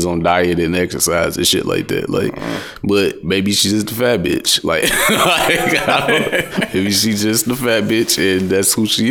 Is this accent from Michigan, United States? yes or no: yes; Detroit, Michigan, United States; I'm from Detroit